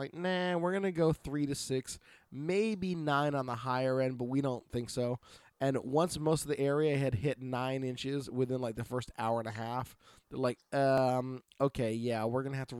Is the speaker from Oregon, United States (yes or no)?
yes; Oregon, United States; from Oregon.